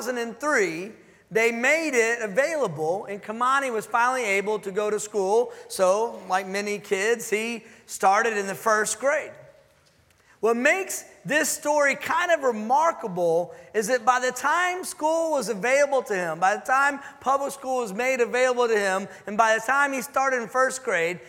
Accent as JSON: {"language": "English", "town": "Dallas", "region": "Texas", "country": "United States", "moved": "as an adult", "lives_now": "Houston, United States", "said": "I'm from Dallas, but we're in Houston"}